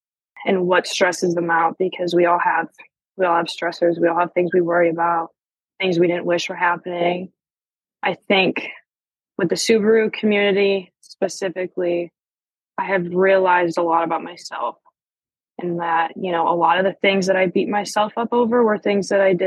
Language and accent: English; Western New York, United States; moved away; also born or lived in Pennsylvania; So I was born in Pennsylvania, but I grew up in Western New York